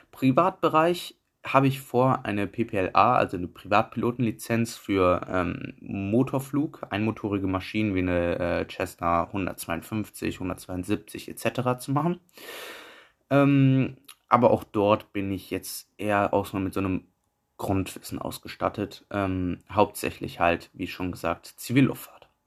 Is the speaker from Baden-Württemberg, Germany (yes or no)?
no; Düsseldorf, North Rhine-Westphalia, Germany; Ich komme aus Düsseldorf